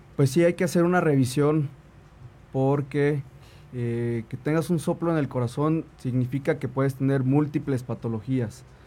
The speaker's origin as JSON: {"language": "Spanish", "region": "Tlaxcala", "country": "Mexico", "tie": "born or raised there", "also_born_or_lived": "Puebla", "said": "yo nací en Puebla, pero toda mi vida viví en Tlaxcala, mis papás viven en Tlaxcala"}